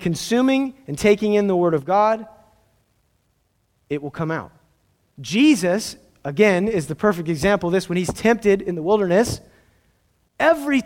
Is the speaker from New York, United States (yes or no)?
no; Southern California, United States; I grew up in Southern California